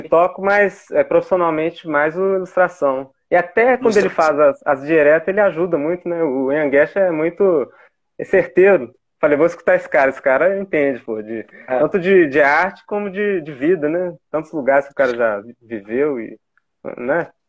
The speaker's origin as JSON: {"language": "Portuguese", "town": "Itabirito", "region": "Minas Gerais", "country": "Brazil", "tie": "born or raised there", "lives_now": "Ouro Preto, Brazil", "said": "Eu sou daqui, né, de Ouro Preto. Morei quase a vida é. inteira em Itabirito"}